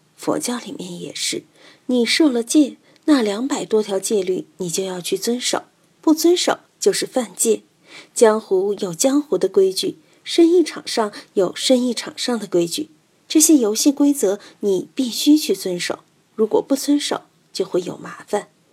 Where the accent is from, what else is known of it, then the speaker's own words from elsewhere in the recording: China; 我们中国人把死看得很隆重， 就很麻烦